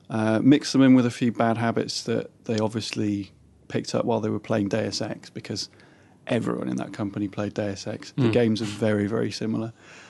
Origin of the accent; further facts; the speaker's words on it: Leeds, Yorkshire and the Humber, United Kingdom; accent: Northern; also born or lived in West Country; I grew up in Yorkshire, I grew up in Leeds. But I spent the rest of my life in the West Country.